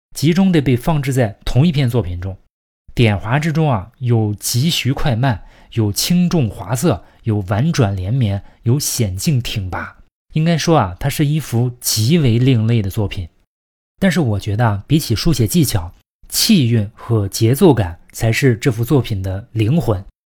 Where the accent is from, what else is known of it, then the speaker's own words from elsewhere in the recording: China; 我们中国人